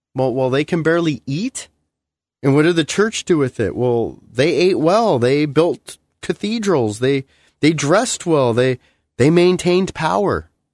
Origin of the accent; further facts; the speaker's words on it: United States; where I live as an American